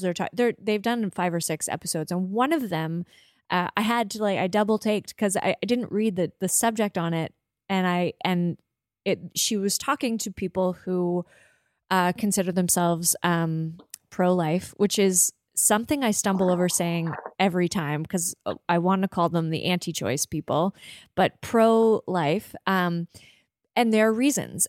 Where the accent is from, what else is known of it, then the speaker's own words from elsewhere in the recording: Prince Edward Island, Canada; also born or lived in Toronto; now in Halifax, Canada; a young person growing up on Prince Edward Island